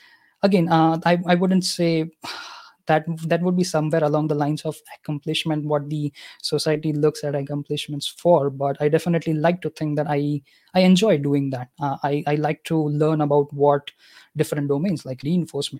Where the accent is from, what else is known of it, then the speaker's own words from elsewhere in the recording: Gujarat, India; first language Gujarati; English is a second language; My native language is Gujarati because I'm from Gujarat